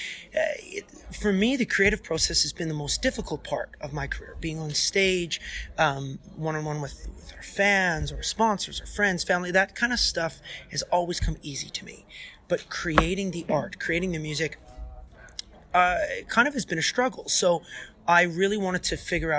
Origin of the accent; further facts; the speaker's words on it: St. Paul, Alberta, Canada; Alberta, Canada, that's my home province. St. Paul is my hometown.